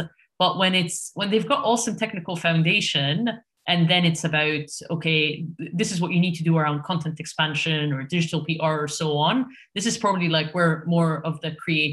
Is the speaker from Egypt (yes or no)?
yes; Egypt; moved away as an adult; now in United Kingdom; I'm currently based in the UK, but I was born and raised in Egypt